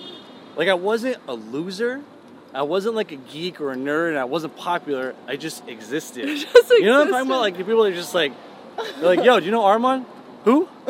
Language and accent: English; Georgia, United States; English is a second language; now in Los Angeles, United States; growing up in Georgia, there was no... It's not many Persians. It's all just white.